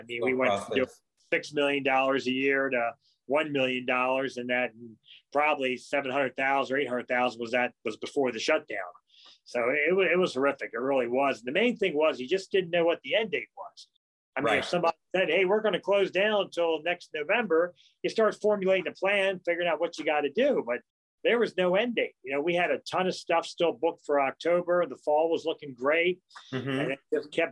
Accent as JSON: {"language": "English", "area": "Howard County", "region": "Maryland", "country": "United States", "tie": "born or raised there", "said": "And I was born and raised in Howard County. I'm one of the few."}